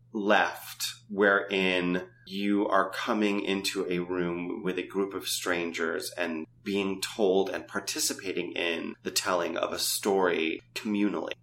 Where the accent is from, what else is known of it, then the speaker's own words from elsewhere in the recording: New York, United States; growing up in New York